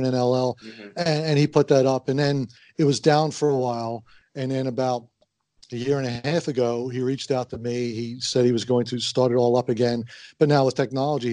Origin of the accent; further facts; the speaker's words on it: Philadelphia, Pennsylvania, United States; also born or lived in Halifax, Nova Scotia, Canada; I grew up in the Philadelphia area